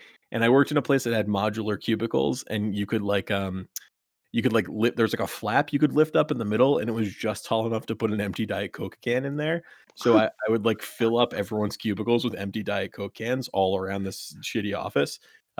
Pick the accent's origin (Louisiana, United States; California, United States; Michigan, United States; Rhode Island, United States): Rhode Island, United States; And also, I grew up in Rhode Island, where our regional grocery chain, one of them, is called Stop and Shop.